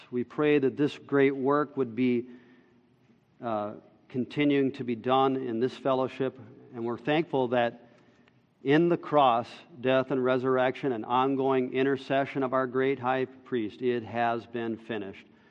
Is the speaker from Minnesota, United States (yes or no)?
yes; Minnesota, United States; we're also Minnesotan